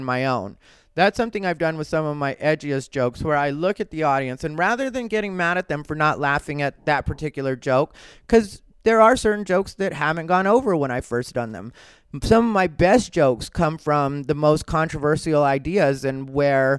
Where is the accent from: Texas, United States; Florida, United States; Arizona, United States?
Arizona, United States; Growing up in Arizona, that's what happens. I grew up right next to a Pima reservation, Sacaton.